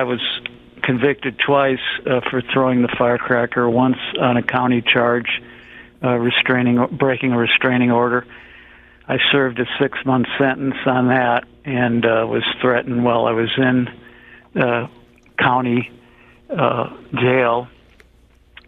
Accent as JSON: {"language": "English", "town": "Shaker Heights", "region": "Ohio", "country": "United States", "moved": "yes", "said": "I was from Shaker Heights, Ohio, which is near Kent State"}